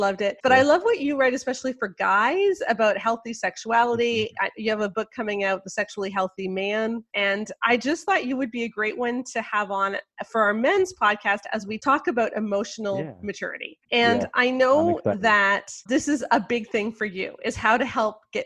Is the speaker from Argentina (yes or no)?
no; Canada; I'm Canadian